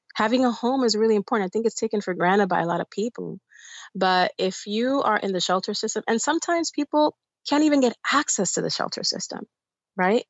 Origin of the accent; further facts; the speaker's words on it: New York City, New York, United States; also born or lived in Bayamón, Puerto Rico; the district that I grew up in in the Bronx